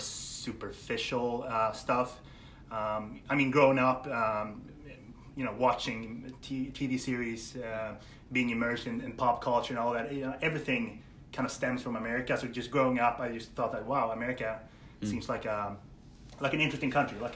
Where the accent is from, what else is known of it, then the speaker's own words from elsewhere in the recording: Sweden; I'm from Sweden, born and raised.